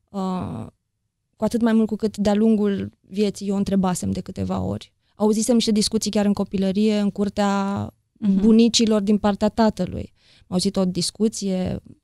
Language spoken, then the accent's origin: Romanian; Deva, Hunedoara County, Romania; moved away as an adult; now in Bucharest, Romania; din Deva, am 40 de ani, primii 20 i-am trăit acolo la Deva, următorii 20 în București și Aiurea